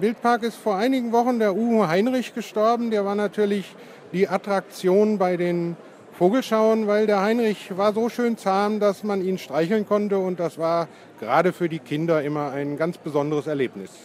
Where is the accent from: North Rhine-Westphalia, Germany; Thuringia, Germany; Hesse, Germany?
Hesse, Germany; Edersee; Ich bin am Edersee mehr oder weniger aufgewachsen